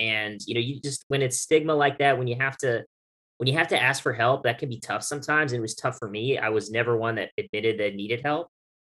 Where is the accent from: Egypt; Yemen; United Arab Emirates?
United Arab Emirates; now in United States; I grew up in the United Arab Emirates, and spent 8 years over there, graduated high school over there.